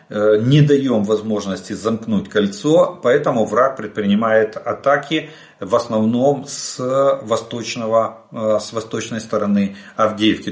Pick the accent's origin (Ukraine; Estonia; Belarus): Ukraine; мы из Украины